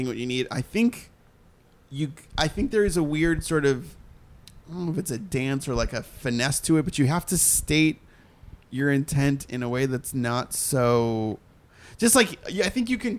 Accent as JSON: {"language": "English", "town": "Sharon", "region": "Massachusetts", "country": "United States", "said": "Just outside Boston, about a half an hour south, in a very small town called Sharon, Massachusetts."}